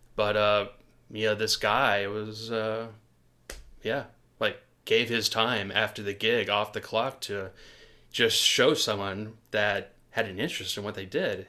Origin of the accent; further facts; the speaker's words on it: Portland, Oregon, United States; Growing up in Portland, Oregon